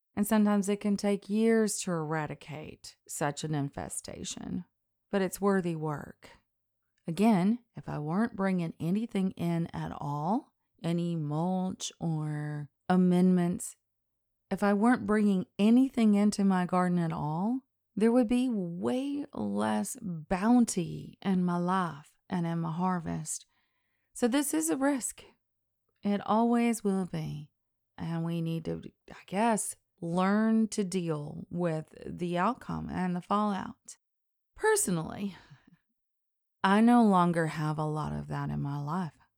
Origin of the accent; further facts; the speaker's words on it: the South, United States; I was raised in the South